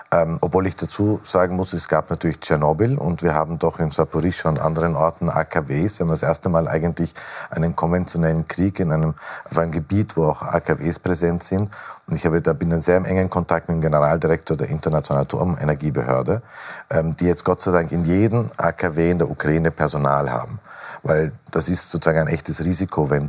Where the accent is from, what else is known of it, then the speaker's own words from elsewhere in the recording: Austria; Nein, was wir als Österreicher immer sagen, solange es Nuklearwaffen gibt, sind sie eine Bedrohung.